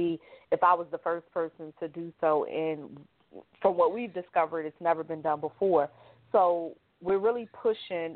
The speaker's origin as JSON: {"language": "English", "town": "Philadelphia", "region": "Pennsylvania", "country": "United States", "tie": "born or raised there", "said": "growing up in North Philly"}